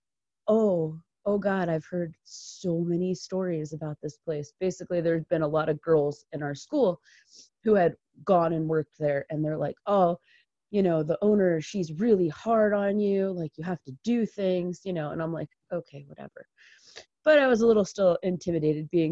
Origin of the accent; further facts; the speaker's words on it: Marlborough, New York, United States; now in Colorado, United States; I am from Marlborough, New York